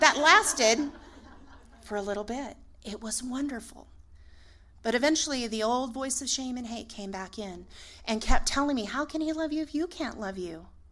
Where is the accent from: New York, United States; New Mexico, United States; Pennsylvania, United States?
New Mexico, United States; Aztec; moved away; I called home, Northern New Mexico. I'm from Aztec.